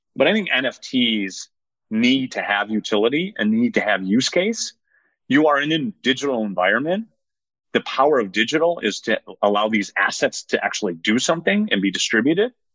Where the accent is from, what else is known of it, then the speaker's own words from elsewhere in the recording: Northwest Indiana, United States; also born or lived in South Side Chicago / Calumet City, Illinois; Then we moved over to Northwest Indiana when I was a kid. So I spent, I don't know, eight or nine years in South Side Chicago and then up until I graduated high school in Northwest Indiana